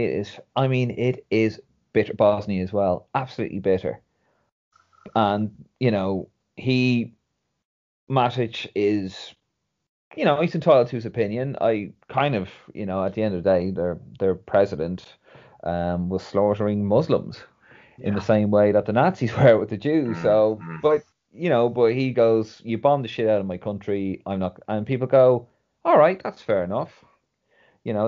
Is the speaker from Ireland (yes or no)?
yes; Dublin, Leinster, Ireland; moved away as an adult; now in London, United Kingdom; I'm from Dublin.